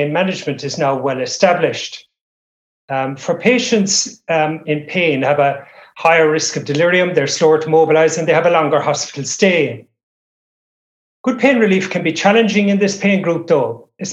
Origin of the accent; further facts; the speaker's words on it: Ireland; now in Cairns, Australia; I'm originally from Ireland. I've been in Australia for many years